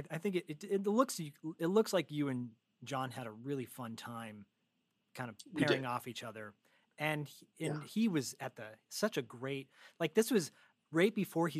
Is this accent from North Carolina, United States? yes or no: no; Michigan, United States; And I grew up in Michigan, from Michigan originally